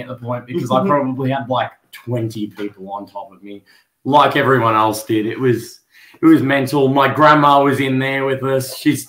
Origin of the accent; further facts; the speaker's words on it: Australia; it's the beauty of what I feel and a lot of Australians know as Australian sport.